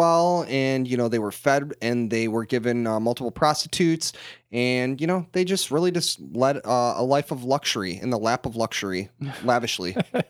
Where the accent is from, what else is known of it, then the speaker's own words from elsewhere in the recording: Canada; Okay, I'm from Canada, dude.